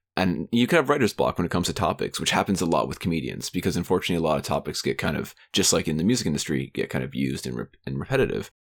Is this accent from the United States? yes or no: no; Canada; my home country of Canada